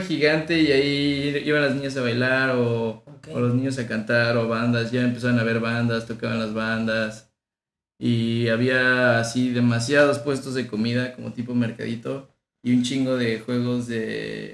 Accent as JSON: {"language": "Spanish", "region": "State of Mexico", "country": "Mexico", "tie": "born or raised there", "also_born_or_lived": "Tabasco / Tampico", "said": "Yo nací en Tabasco y Hermosa, pero mis mis papás y mis dos familias son de Tampico. Okay. Entonces toda mi familia es de Tampico. Y a los tres años me fui al Estado de México y ahí he estado toda mi vida."}